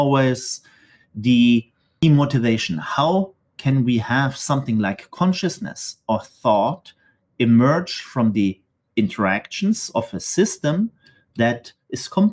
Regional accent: Stuttgart, Baden-Württemberg, Germany; moved away as an adult; also born or lived in Manchester / Geneva; now in Marseille, France; I decided actually to go back to Germany, actually to the city where I grew up in Stuttgart

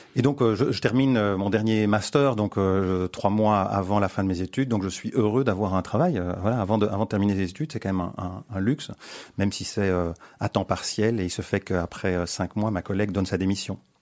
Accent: Antwerp, Flanders, Belgium; also born or lived in Brussels; j'ai grandi à Anvers dans une famille bilingue

